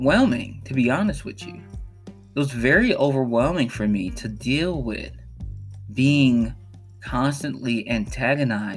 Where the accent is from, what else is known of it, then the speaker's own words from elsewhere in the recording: Chicago, Illinois, United States; I grew up on the south side of Chicago, and particularly, I grew up in the Robert Taylor Projects of Chicago